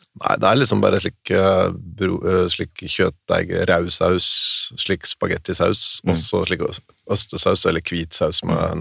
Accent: Vinje, Vestfold og Telemark, Norway; Smerkelepp, det, og det er tre kilometer hjemmefra

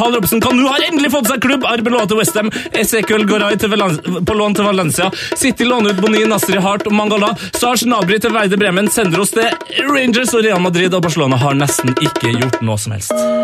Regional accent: Trøndelag, Norway; både som trønder, nordmann

